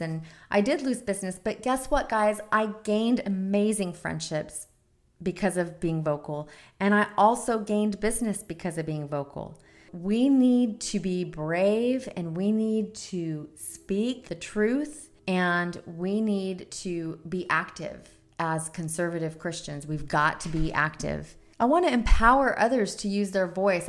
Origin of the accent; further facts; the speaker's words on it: United States; I'm a second generation American. My grandfather was born in Lebanon